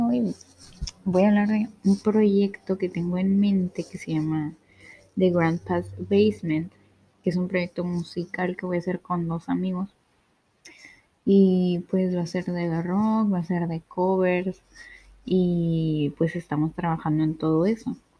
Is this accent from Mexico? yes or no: yes; Ensenada, Baja California, Mexico; soy una chica de Ensenada, México